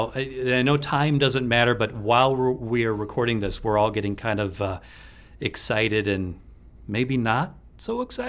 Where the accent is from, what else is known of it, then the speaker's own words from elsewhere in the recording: Minnesota, United States; Speaking of being like a Minnesotan, I don't ice fish, but at least down here in southeast Minnesota, you can trout fish, which I do.